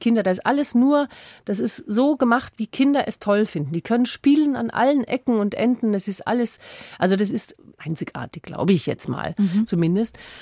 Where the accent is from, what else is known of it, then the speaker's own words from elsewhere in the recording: Tyrol, Austria; moved away; da wo ich herkomme, nach Tirol